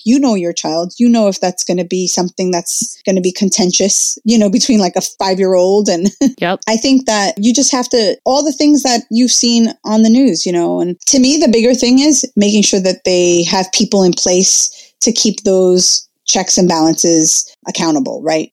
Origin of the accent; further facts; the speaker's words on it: Jersey City, New Jersey, United States; I was actually born and raised in uh, Jersey City